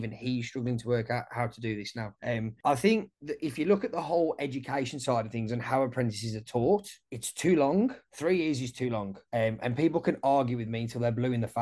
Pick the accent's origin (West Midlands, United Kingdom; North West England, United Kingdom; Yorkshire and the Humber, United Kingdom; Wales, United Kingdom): West Midlands, United Kingdom; Wolverhampton; moved away as an adult; now in Australia; I'm from Wolverhampton, and we've got like a really multicultural diverse community. Like, I grew up, most of my mates were either black, Indian, Pakistani.